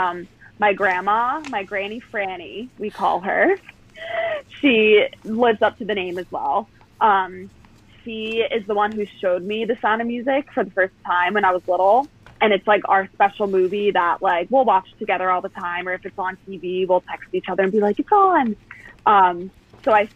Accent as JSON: {"language": "English", "region": "New Jersey", "country": "United States", "tie": "born or raised there", "also_born_or_lived": "South Carolina", "moved": "yes", "said": "I grew up in New Jersey."}